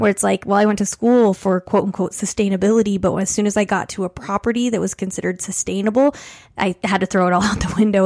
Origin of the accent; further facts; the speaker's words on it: Colorado Springs, Colorado, United States; growing up in Colorado Springs